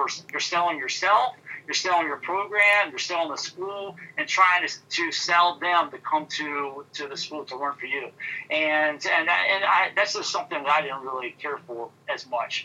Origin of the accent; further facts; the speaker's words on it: Midwest, United States; moved away as an adult; also born or lived in Arkansas / Houston, Texas; now in Michigan, United States; growing up in the Midwest